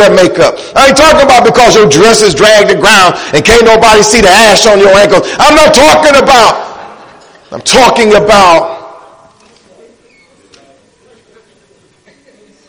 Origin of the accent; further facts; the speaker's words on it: Detroit, Michigan, United States; I'm from Detroit